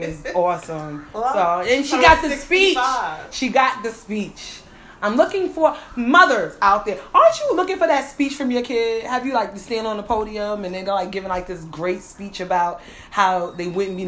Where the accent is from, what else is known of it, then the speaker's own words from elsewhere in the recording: West Coast, United States; I told y'all, the West Side people don't ever go through nothing. I grew up on the West Coast.